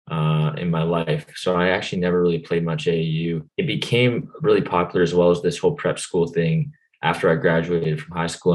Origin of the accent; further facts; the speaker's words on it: Ontario, Canada; moved away as an adult; I played soccer, hockey, of course, being Canadian